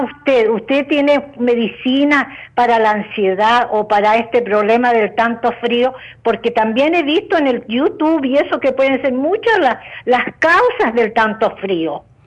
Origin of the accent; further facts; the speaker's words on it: Chile; yo soy chilena